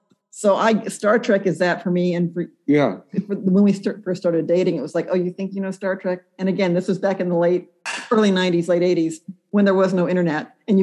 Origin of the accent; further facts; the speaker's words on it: Texas, United States; also born or lived in Wisconsin / Minnesota / Tennessee; I was born in Wisconsin, raised in Texas, Minnesota and Tennessee, and clawed my way out here